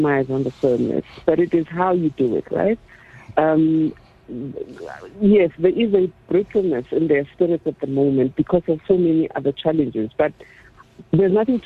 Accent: Soweto, Gauteng, South Africa; So I had all these powerful women growing up in Orlando, powerful women influencing me subconsciously.

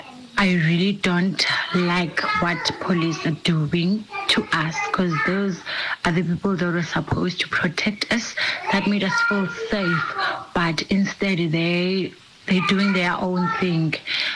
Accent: South Africa; As a South African citizen and a taxpayer

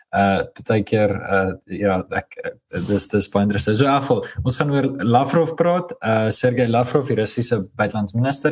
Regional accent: South Africa; ons as Afrikaners

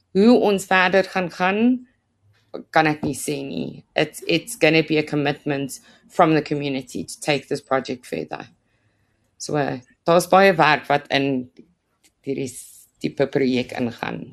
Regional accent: Roodepoort, Gauteng, South Africa; moved away as an adult; now in Krugersdorp, South Africa; ek is oorspronklik van Roodepoort se kant

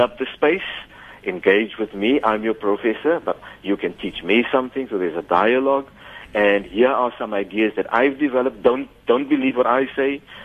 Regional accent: Cape Town, Western Cape, South Africa; when we grew up in Grassy Park

